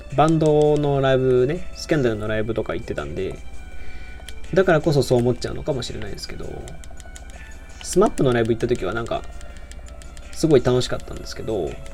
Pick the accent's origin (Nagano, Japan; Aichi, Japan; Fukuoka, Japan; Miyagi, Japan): Aichi, Japan; Nagoya; moved away as an adult; now in Osaka, Japan; 出身は名古屋で、大学が大阪なので、今、大阪で一人暮らししてます